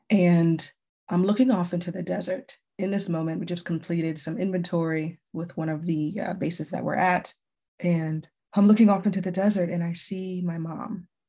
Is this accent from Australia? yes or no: no; U.S. Virgin Islands; moved away as an adult; I first moved into the mainland. I'm originally from the Virgin Islands